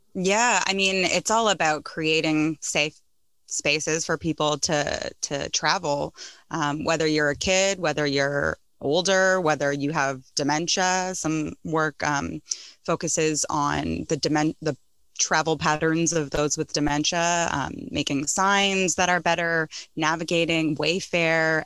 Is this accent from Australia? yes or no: no; Toronto, Ontario, Canada; moved away; I grew up in North York